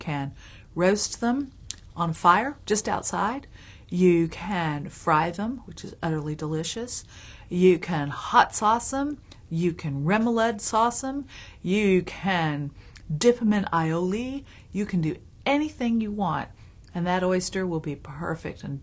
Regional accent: Tallahassee, Florida, United States; I come from Tallahassee, Florida. My family been in Florida for 8 generations, and the food traditions are those of the lower South and the coastal South. So I grew up eating fantastic seafood.

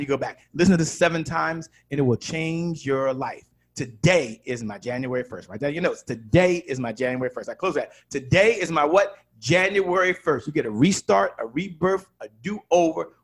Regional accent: Washington, District of Columbia, United States; I'm from Washington, D.C.

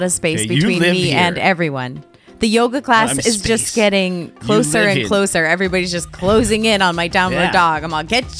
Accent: East Coast, United States; also born or lived in Connecticut; now in Los Angeles, United States; I grew up on the East Coast where we actually rode the subway in New York in a functional way.

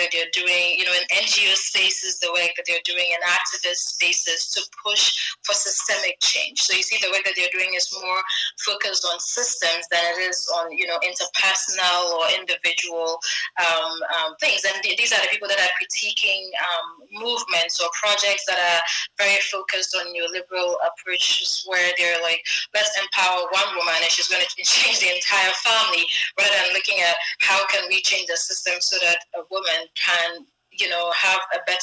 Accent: northern Ghana, Ghana; as a Ghanaian who's a Ghana from northern Ghana

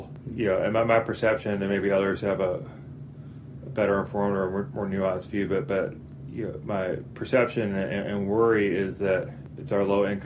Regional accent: Chapel Hill, North Carolina, United States; I grew up in Chapel Hill, North Carolina, went to public schools all the way through

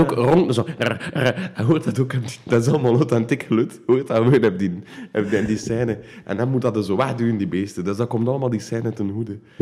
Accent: Wevelgem, Flanders, Belgium; ik eh, ben van Warvik

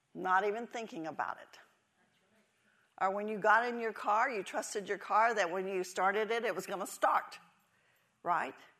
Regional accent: Texas, United States; moved away; I never wanted to leave Texas. I was born and raised in Texas

